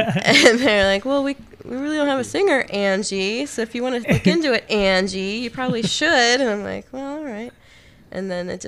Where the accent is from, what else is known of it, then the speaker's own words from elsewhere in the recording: Medford, United States; I grew up in Medford